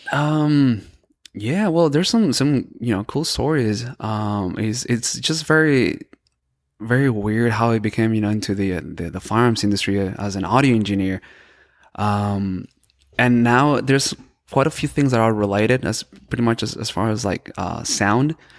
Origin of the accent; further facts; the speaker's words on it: El Paso, Texas, United States; also born or lived in Boston / Florida; I was born and raised in El Paso.